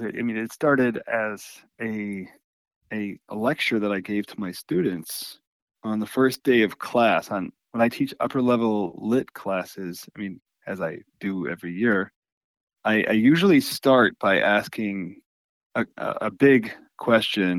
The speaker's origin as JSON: {"language": "English", "region": "Texas", "country": "United States", "moved": "as an adult", "lives_now": "Hillsdale, United States", "said": "I'm from Texas"}